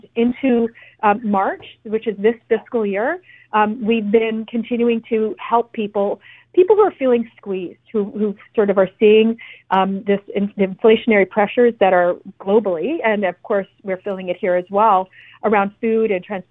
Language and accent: English; British Columbia, Canada; what it means for us as British Columbians